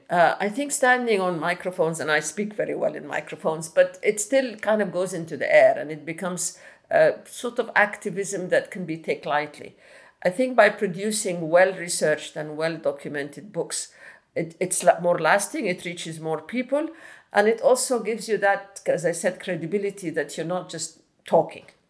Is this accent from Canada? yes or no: no; Khartoum North, Khartoum, Sudan; I grew up in Sudan, in uh, Khartoum North, Bahri.